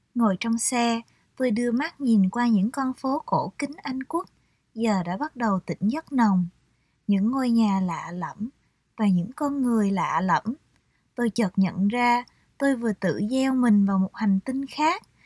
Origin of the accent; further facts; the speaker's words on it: Vietnam; moved away; tôi là người Việt Nam